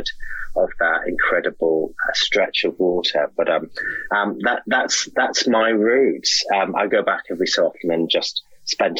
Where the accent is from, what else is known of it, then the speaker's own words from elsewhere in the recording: Hartlepool, North East England, United Kingdom; I'm from a little small town in that area called Hartlepool, which is a sort of old fishing town.